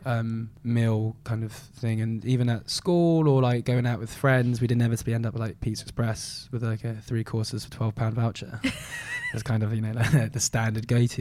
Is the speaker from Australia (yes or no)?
no; London, United Kingdom; I grew up in southwest London, um, kind of London born and bred near Kingston